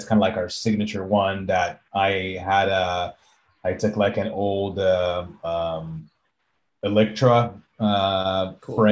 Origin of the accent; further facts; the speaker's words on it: Israel; now in Austin, United States; I'm from Israel originally.